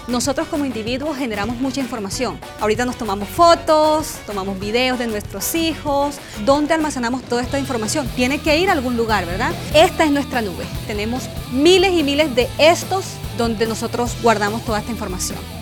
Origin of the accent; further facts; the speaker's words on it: Bucaramanga, Santander, Colombia; moved away as an adult; now in United States; Nací en Colombia, en una ciudad que se llama Bucaramanga.